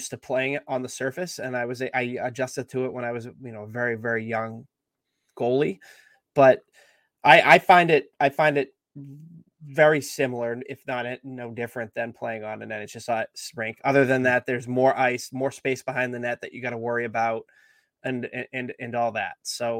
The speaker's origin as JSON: {"language": "English", "town": "Salem", "region": "New Hampshire", "country": "United States", "tie": "born or raised there", "said": "growing up in Salem, New Hampshire"}